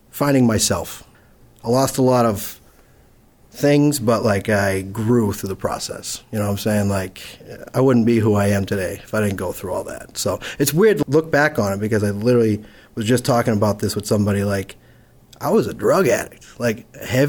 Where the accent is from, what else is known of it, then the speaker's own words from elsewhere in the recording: Holbrook, Massachusetts, United States; I'm from Holbrook, Massachusetts